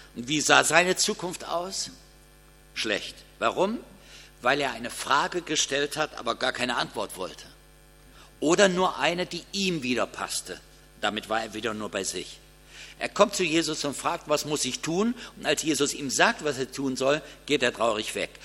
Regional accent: Kassel, Hesse, Germany; Bei uns in Kassel veranstalten die Geschäftsleute zu Karfreitag ein Mitternachtsshopping

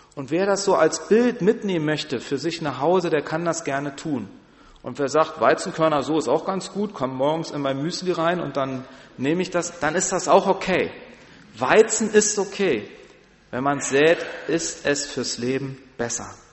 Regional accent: Berlin, Germany; moved away as an adult; now in Barmstedt, Germany; ich komme aus Berlin, ist eine große Stadt

